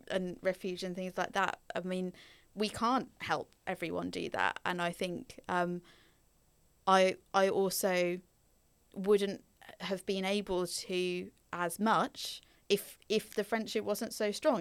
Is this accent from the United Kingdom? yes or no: yes; Norfolk, East of England, United Kingdom; also born or lived in Belgium; I grew up in Norfolk, but not Norwich itself